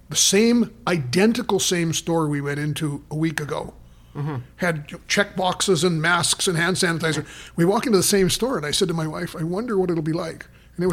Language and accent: English; Toronto, Ontario, Canada; accent: Toronto; sorry, but that's my Toronto accent.